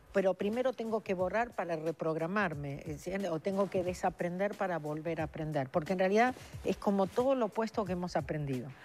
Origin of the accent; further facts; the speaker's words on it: Argentina; moved away as an adult; now in Los Angeles, United States; nací en la Argentina hace 39 años que vivo en Los Ángeles